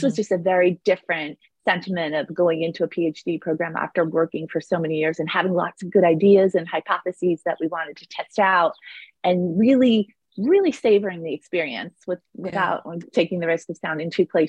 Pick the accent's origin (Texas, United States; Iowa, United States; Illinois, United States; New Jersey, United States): New Jersey, United States; Northern; also born or lived in California; I grew up in Northern New Jersey